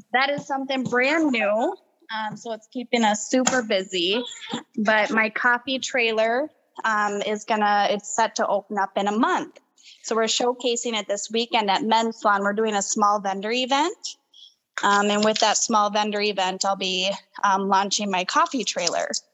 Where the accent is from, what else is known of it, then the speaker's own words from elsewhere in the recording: Rochester, Minnesota, United States; also born or lived in Waconia, Minnesota; I'm originally from Rochester, uh, born and raised there. Well, I was born in Waconia, but um, Rochester is my home city. We moved there when I was very little